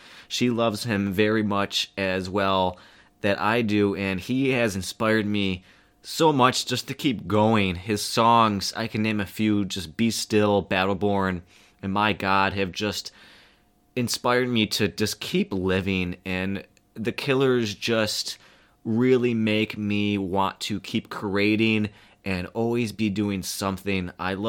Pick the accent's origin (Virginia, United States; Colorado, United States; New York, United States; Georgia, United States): New York, United States; Buffalo; I'm from Buffalo, New York.